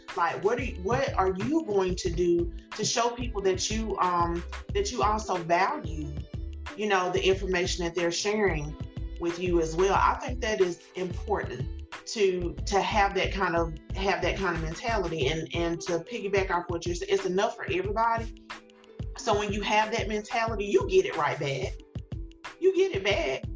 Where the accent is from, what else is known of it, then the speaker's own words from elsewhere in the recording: small town about an hour from Greenville, South Carolina, United States; I, grew up in a in a small town, had worked in a small town, um, local to you know Greenville, not that far, maybe about an hour away, but still, it's my hometown